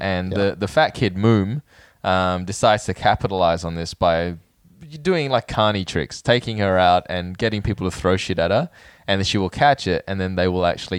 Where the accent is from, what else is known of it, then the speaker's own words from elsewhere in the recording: Thailand; born there; I was born in Thailand, but I don't know. I never experienced that myself.